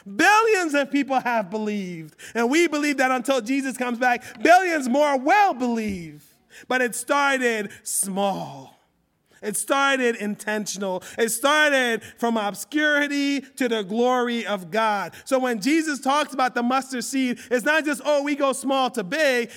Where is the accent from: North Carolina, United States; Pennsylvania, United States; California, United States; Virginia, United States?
Pennsylvania, United States; Philadelphia; I grew up in Philly